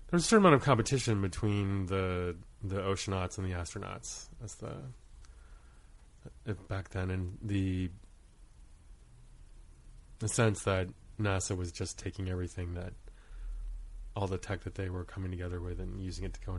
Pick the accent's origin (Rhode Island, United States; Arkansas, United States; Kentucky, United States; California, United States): Rhode Island, United States; born there; I was born in Rhode Island. My dad was a oceanography student at URI, and my mom was a home ec teacher at the time.